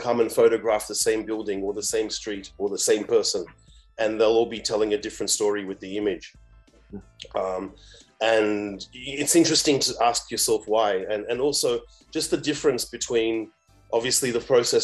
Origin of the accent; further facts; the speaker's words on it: Australia; moved away as an adult; also born or lived in Africa; I grew up in Australia, but I've been living and working on this continent for 2 decades now, in different places